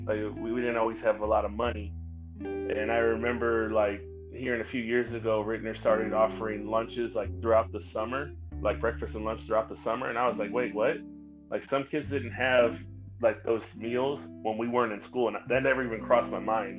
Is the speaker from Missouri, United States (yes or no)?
yes; St. Louis, Missouri, United States; moved away as an adult; now in Dallas, United States; I grew up in North County, St. Louis. Um, I was born in Dallas, but I was raised in St. Louis